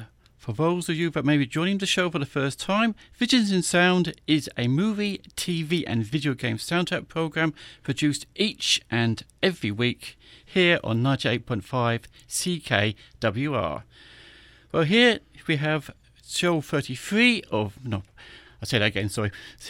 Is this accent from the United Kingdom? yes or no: yes; United Kingdom; As I am a British person, for my sins